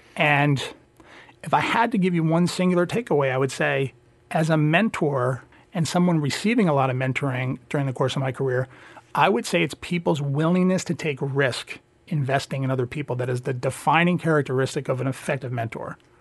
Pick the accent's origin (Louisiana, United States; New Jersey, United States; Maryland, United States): New Jersey, United States; I grew up in New Jersey, and I definitely consider myself a Jersey kid